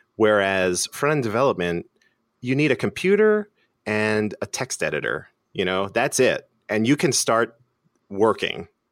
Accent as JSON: {"language": "English", "town": "Philadelphia", "region": "Pennsylvania", "country": "United States", "tie": "born or raised there", "said": "Philadelphia, born and raised"}